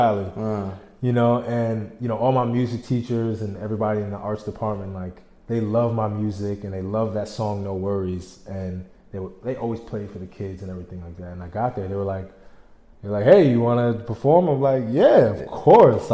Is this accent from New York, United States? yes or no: yes; Albany, New York, United States; I'm from Albany